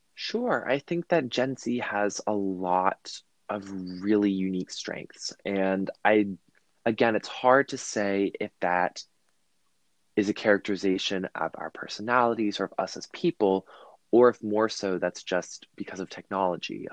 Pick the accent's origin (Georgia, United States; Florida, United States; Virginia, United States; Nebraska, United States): Virginia, United States; I'm from Virginia